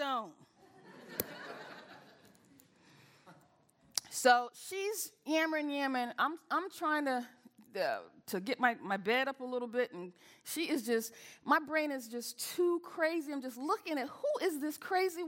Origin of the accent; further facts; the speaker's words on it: the South, United States; I'm from the South